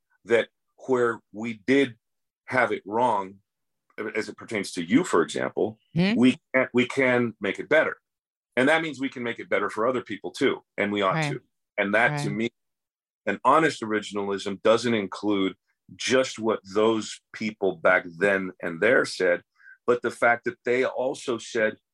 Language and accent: English; United States; I'm a mutt just like every other American